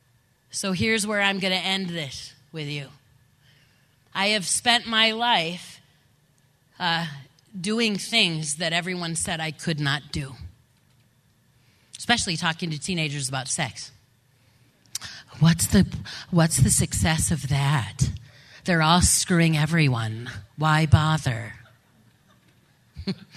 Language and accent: English; Grand Rapids, Michigan, United States; I grew up in West Michigan. I grew up in the lovely town of Grand Rapids.